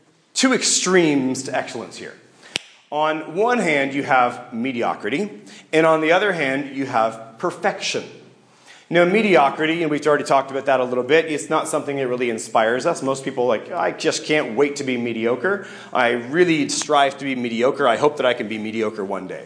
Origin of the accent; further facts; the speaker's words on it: Canada; I'm Canadian